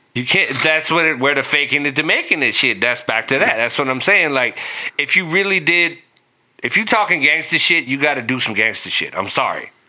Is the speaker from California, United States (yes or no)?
yes; Long Beach, California, United States; growing up in North Long Beach